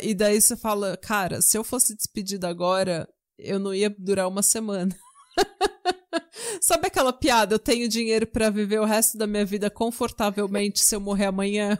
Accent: São Paulo, Brazil; moved away as an adult; now in Norway; eu já nasci na Vila São José, sabe? Pegava o Jabaquara lotado até a Estação Consolação

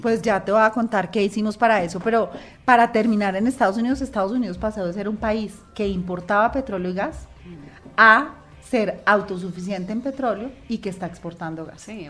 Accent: Colombia; como colombianos

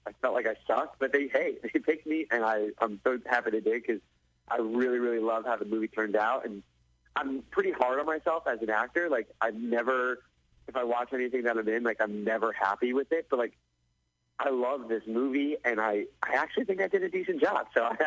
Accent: Wood-Ridge, New Jersey, United States; also born or lived in Los Angeles, California; now in Scottsdale, United States; I'm from Woodridge, New Jersey

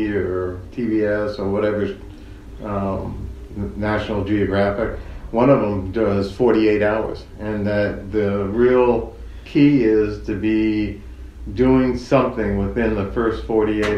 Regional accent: Exeter, New Hampshire, United States; I grew up in Exeter

